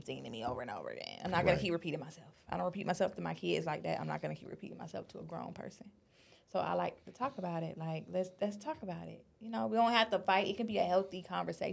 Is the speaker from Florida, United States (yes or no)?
yes; Florida, United States; now in Los Angeles, United States; I'm from Florida